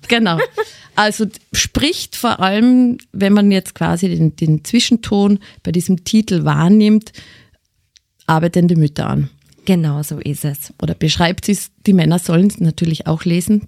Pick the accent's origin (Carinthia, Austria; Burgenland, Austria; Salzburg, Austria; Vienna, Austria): Carinthia, Austria; accent: Carinthian; now in Styria, Austria; Bei mir ist nach wie vor erkennbar, dass ich aus Kärnten, Kärnten komme.